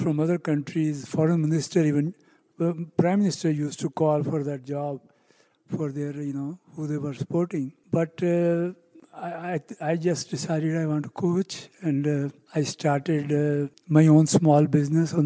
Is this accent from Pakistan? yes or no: yes; Pakistan; now in United States; I come from Pakistan. I came here at a very young age.